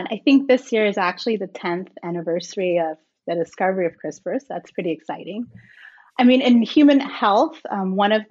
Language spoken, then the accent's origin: English; Guyana; also born or lived in Jamaica; So I was born in Jamaica and I spent most of my formative years in Guyana in South America. And it's a fairly impoverished country, but it's also home to a portion of the Amazon rainforest.